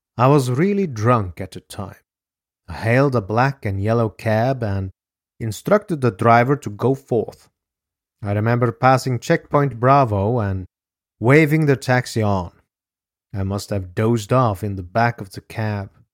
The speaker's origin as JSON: {"language": "English", "country": "Norway", "tie": "born or raised there", "said": "my home country of Norway."}